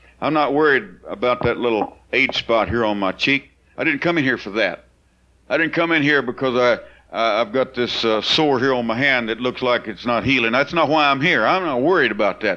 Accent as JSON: {"language": "English", "town": "Bakersfield", "region": "California", "country": "United States", "tie": "born or raised there", "said": "I'm from California, I know a little bit about what you call the sticks. Bakersfield had a lot of houses we lived in didn't have any power"}